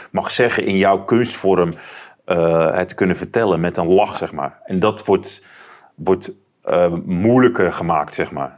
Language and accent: Dutch; Netherlands; ik, als Nederlander